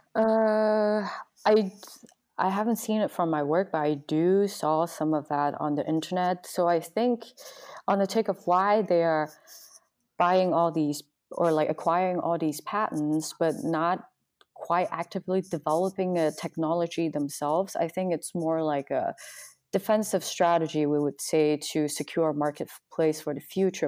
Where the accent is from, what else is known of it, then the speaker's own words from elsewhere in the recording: Guangzhou, Guangdong, China; now in Southern California, United States; I come from China, Guangzhou, which was close to Hong Kong